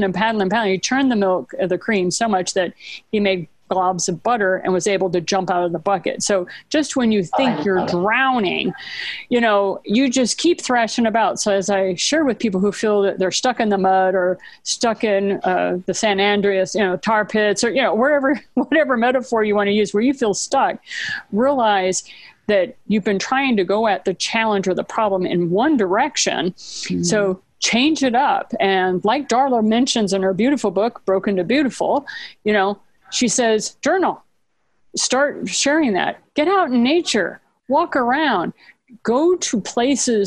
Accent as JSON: {"language": "English", "country": "Japan", "tie": "born or raised there", "said": "I was raised in Japan"}